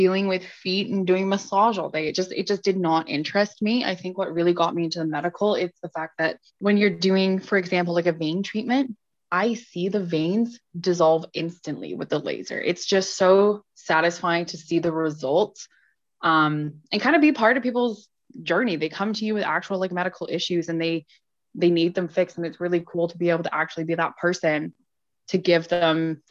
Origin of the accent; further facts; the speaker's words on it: England, United Kingdom; moved away; I grew up in England and then I came over